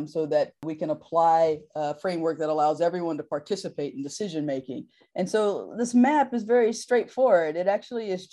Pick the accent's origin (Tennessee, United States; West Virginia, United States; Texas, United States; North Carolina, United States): North Carolina, United States; my home state of North Carolina